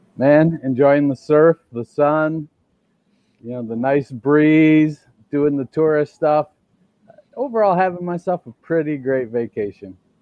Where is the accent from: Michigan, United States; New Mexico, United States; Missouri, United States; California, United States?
Michigan, United States; now in Hawaii, United States; growing up in Michigan on a dirt road